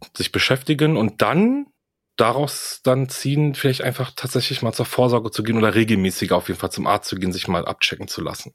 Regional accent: Greece; das sage ich halt als Grieche

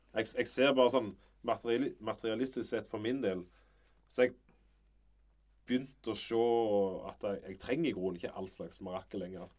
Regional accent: Varhaug, Rogaland, Norway; also born or lived in Sirevåg; Jeg er jo egentlig fra Varhaug, men vi bodde der i ti år

